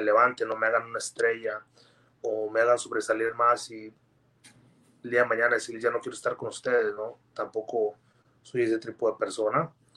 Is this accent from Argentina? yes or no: no; Gómez Palacio, Durango, Mexico; mi ciudad, este, como es Palacio Durango